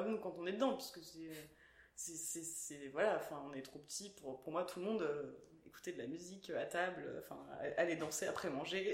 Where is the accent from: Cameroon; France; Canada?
France; Stains, Île-de-France; moi j'ai grandi à Stein dans le 93